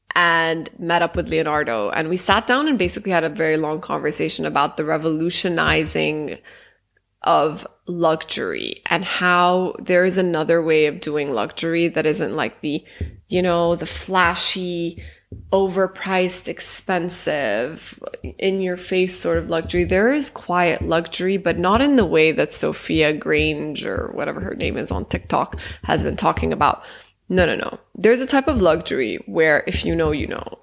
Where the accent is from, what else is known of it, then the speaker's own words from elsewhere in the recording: Jeddah, Makkah Province, Saudi Arabia; moved away; also born or lived in Egypt; even though I grew up in Saudi Arabia for eighteen years, it's my second home, Jeddah